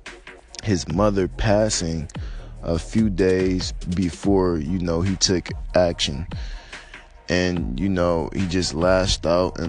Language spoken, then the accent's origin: English; United States